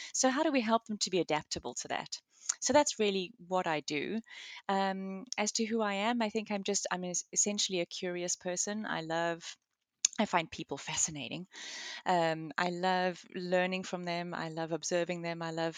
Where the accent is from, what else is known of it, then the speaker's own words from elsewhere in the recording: South Africa; moved away as an adult; also born or lived in Reading, United Kingdom; Originally, I was born and raised in South Africa. My husband and I lived there pretty much all of our lives. And then we moved to the UK and lived about 40 miles southwest of London in Reading for about 6.5 years.